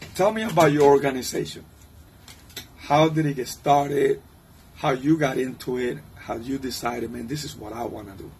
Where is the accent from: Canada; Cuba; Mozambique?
Cuba; English is a second language; now in Virginia, United States; I'm from Cuba, and so my Spanish and English get a little bit mixed up there sometimes.